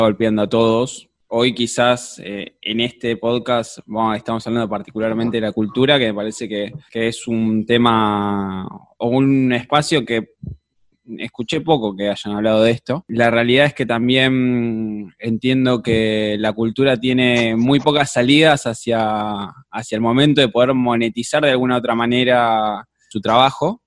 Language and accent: Spanish; Argentina; somos Argentina